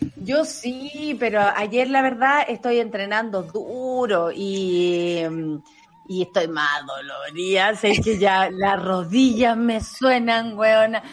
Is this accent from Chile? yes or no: yes; Santiago, Santiago Metropolitan Region, Chile; Nosotros acá nos asustamos por todo porque somos santiaguinos